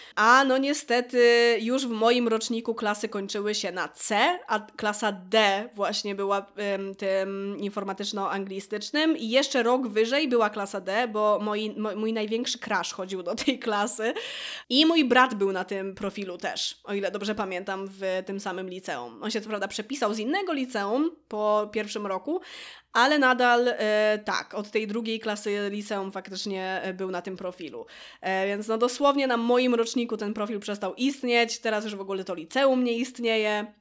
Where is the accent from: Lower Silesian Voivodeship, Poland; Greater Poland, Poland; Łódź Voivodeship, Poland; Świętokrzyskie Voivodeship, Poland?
Łódź Voivodeship, Poland; Łódź; jestem z Łodzi